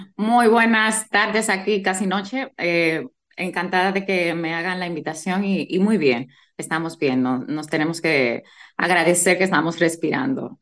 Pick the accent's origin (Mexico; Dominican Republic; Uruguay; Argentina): Dominican Republic; Bajos de Haina, San Cristóbal; now in Madrid, Spain; Yo soy jainera de pura cepa, orgullosamente